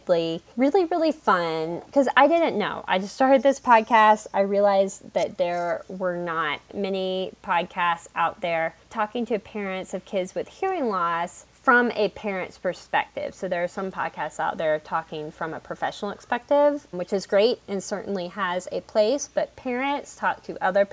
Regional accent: North Carolina, United States; I'm from North Carolina

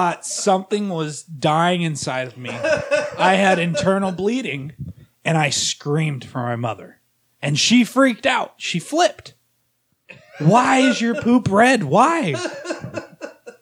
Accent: California, United States; In California, because that's where I'm originally from

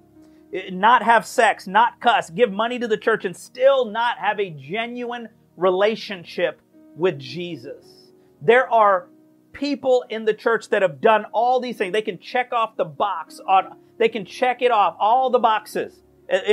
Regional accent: United States; we are Americans

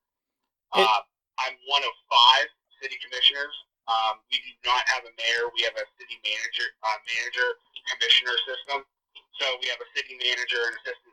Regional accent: Hermitage, Pennsylvania, United States; I grew up in Hermitage

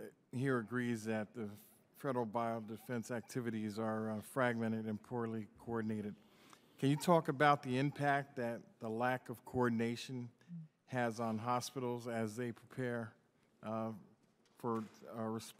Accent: Newark, New Jersey, United States; born or raised there

